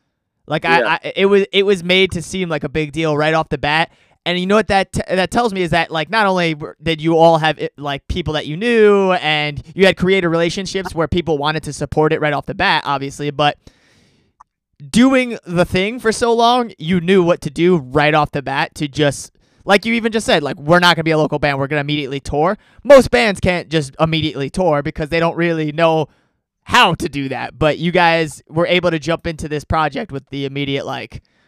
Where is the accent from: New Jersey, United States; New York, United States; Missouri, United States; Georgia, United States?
New York, United States; I'm also a New Yorker